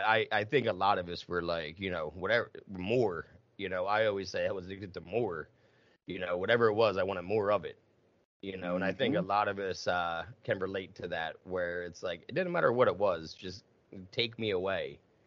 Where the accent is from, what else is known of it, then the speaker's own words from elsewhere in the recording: Southern United States, United States; Yeah, I'm from the South.